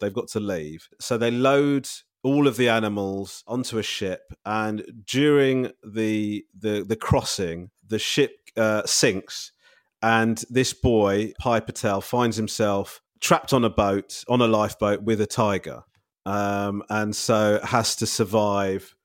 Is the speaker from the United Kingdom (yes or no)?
yes; Crawley, South East England, United Kingdom; I was brought up in Crawley